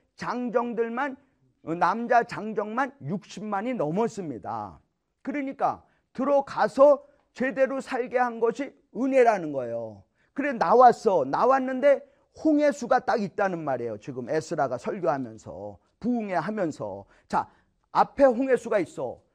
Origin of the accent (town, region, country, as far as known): South Korea; now in United States